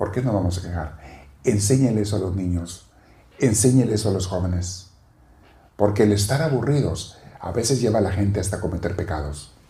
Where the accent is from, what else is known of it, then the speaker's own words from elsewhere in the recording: Mexico; now in Los Angeles, United States; el cambio de venir de México a la comida, digo, ¿por qué no me vine antes?